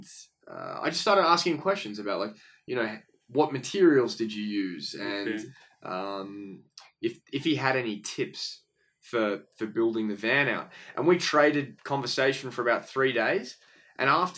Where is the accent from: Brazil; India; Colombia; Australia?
Australia; moved away as an adult; also born or lived in Boston, United States; I am from Australia, but the last nearly 6 years I've been actually living in America. So I moved to America when I was about 23.